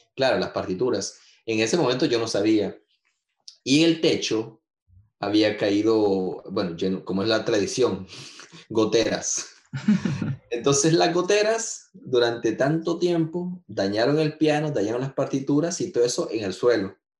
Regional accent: San Salvador, El Salvador; also born or lived in Usulután; now in Gatineau, Canada; soy salvadoreño, nací en San Salvador y viví en muchas partes de, de, de, nuestro querido Pulgarcito, incluyendo a, a Usulután

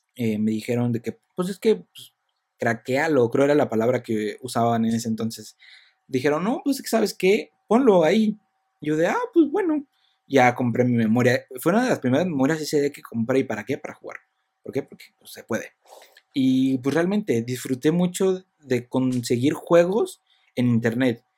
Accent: Michoacán, Mexico; yo soy de Michoacán

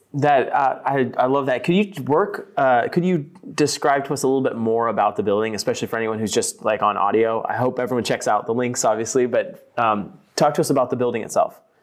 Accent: Pembroke, Texas, United States; now in California, United States; I was actually born and raised in Pembroke and, um, you know, lived there for sixteen years or so before moving here to California

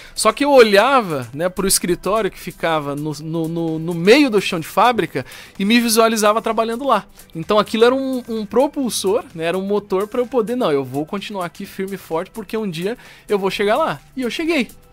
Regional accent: Brasília, Federal District, Brazil; now in Joinville, Brazil; sou de Brasília, né? Não sou joinvilense, mas adotei Joinville como minha cidade do coração, já moro aqui há muitos anos

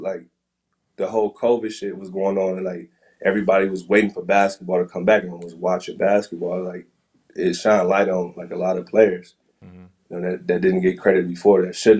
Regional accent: Midwest, United States; Like, before that, you know, I was from the Midwest, like, our fashion is different, like, you know what I'm saying?

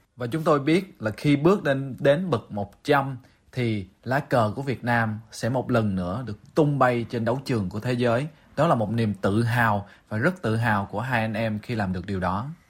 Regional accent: Vietnam; chúng tôi là người Việt Nam

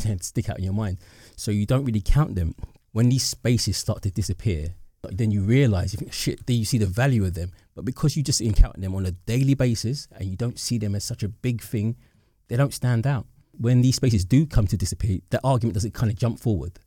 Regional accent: London, United Kingdom; growing up in the Docklands, right, it's the area of high development

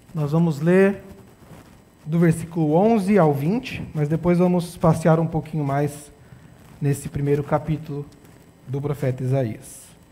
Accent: São Paulo, Brazil; moved away as an adult; nós somos de São Paulo, estamos aqui. Eu estou aqui há quatro anos e meio

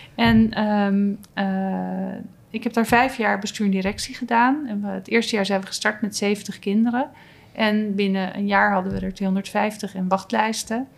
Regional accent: Noordwijk, South Holland, Netherlands; ik kom uit Noordwijk.

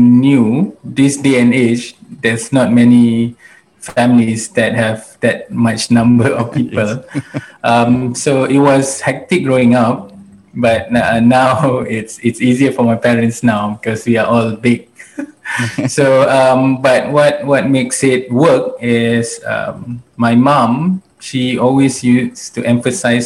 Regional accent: Malaysia; also born or lived in United States / United Kingdom; when I was 2 years old, I came back to Malaysia. And since then, I grew up here in Malaysia.

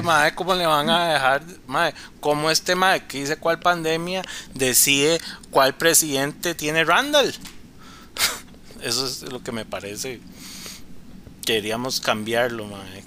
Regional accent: Cartago, Costa Rica; soy de Cartago

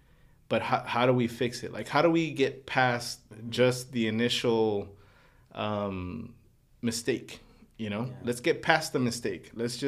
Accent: Los Angeles, California, United States; especially growing up in Boyle Heights, you don't get to talk to people who are involved in business decisions, planning, working with a lot of people.

